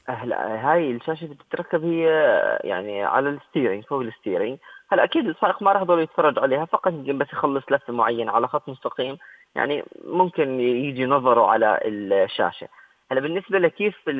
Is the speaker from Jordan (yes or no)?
yes; Jordan; احنا عندنا بالاردن